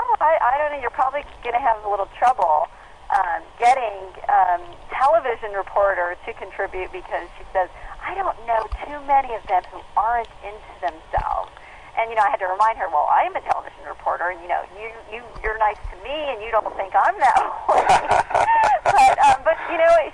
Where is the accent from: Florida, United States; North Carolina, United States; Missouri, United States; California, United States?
California, United States; Southern; moved away as an adult; also born or lived in Yuma, Arizona / Dallas, Texas; I grew up in Southern California